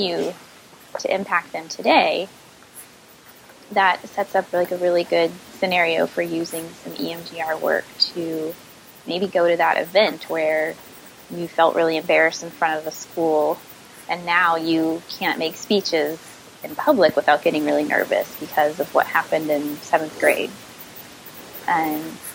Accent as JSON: {"language": "English", "region": "Midwest", "country": "United States", "moved": "yes", "lives_now": "Virginia, United States", "said": "I'm from the Midwest"}